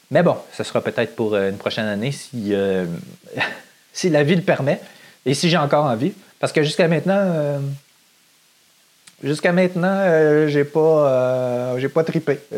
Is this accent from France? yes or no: no; Saint-Lin-des-Laurentides, Quebec, Canada; Je viens de Saint-Lin-des-Laurentides